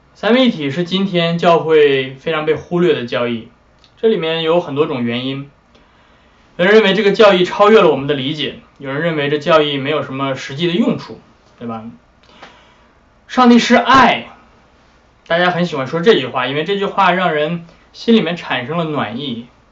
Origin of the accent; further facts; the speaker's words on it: China; 我们中国人